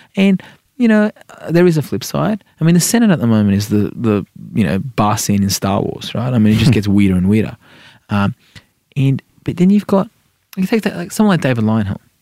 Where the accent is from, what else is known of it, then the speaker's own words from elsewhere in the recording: Sydney, New South Wales, Australia; also born or lived in Iran; I'm an inner city wog from Sydney